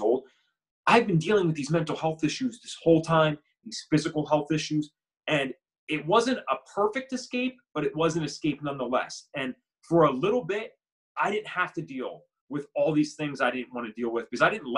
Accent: Bucks County, Pennsylvania, United States; We grew up in Bucks County, Pennsylvania, nice suburban area

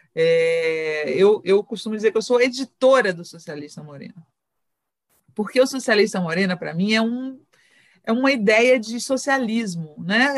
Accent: Bahia, Brazil; eu sou baiana

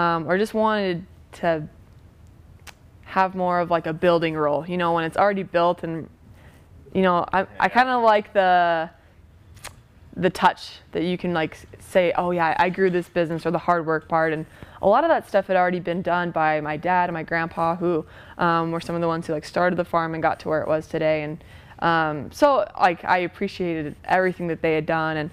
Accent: Blythe, California, United States; moved away as an adult; also born or lived in upstate New York; now in Salt Lake City, United States; I'm from a small farm town in Southern California

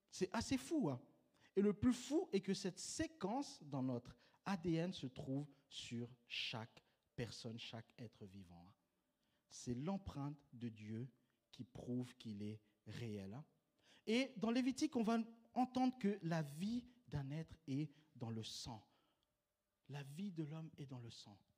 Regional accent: Switzerland; Donc, euh, tu vois, je suis suisse, euh, les banques, je connais.

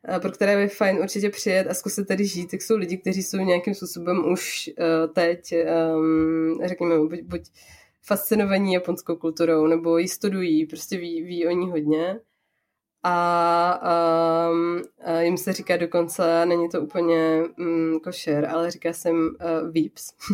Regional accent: Czechia; now in Japan; u nás v Čechách

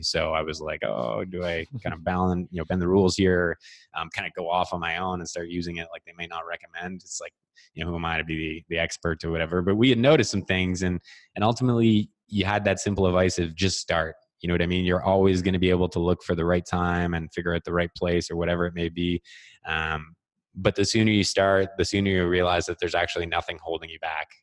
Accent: Ottawa, Ontario, Canada; growing up in Ottawa

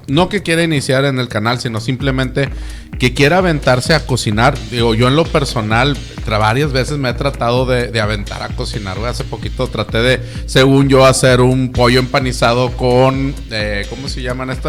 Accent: Mexico; Como buen mexicano nunca leemos las instrucciones.

